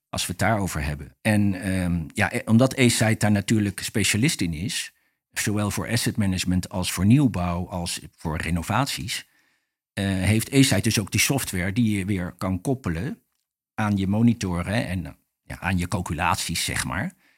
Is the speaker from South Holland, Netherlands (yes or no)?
yes; The Hague, South Holland, Netherlands; also born or lived in Rotterdam / Scheveningen; ik ben opgegroeid in Den Haag